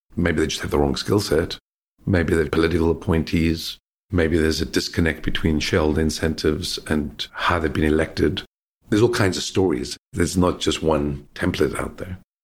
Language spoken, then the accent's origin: English; South Africa; also born or lived in Australia; now in London, United Kingdom; I grew up in South Africa